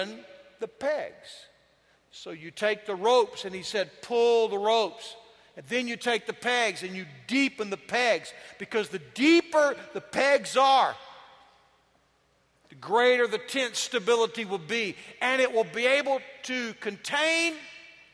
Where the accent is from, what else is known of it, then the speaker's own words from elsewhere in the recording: Yoakum, Texas, United States; I am from Yoakum, Texas